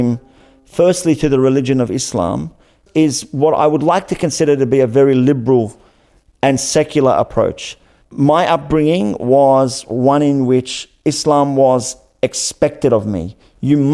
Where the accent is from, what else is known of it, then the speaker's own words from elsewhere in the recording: Australia; growing up in Australia